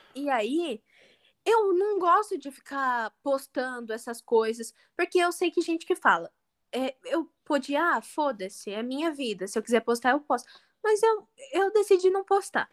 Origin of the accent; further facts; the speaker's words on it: Brazil; como brasileira